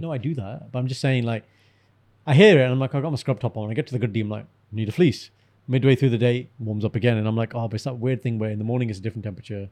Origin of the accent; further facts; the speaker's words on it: Birmingham, West Midlands, United Kingdom; no, I'm from Birmingham